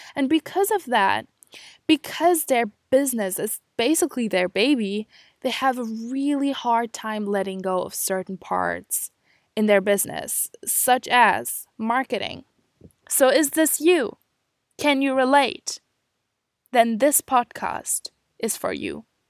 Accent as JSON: {"language": "English", "country": "Germany", "moved": "as an adult", "lives_now": "Scotland, United Kingdom", "said": "I am from Germany, and I am studying abroad in Scotland, in the U K"}